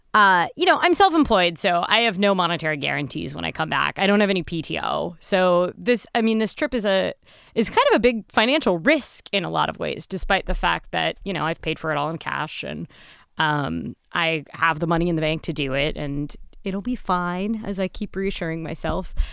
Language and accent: English; Midwest, United States; I'm a Midwesterner